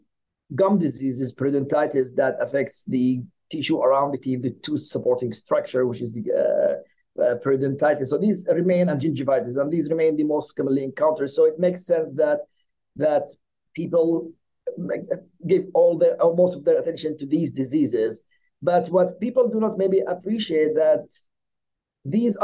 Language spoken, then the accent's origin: English; Yemen; moved away as an adult; also born or lived in Norway / Middle East; now in Philadelphia, United States; I got trained as a dentist in my home country, that's Yemen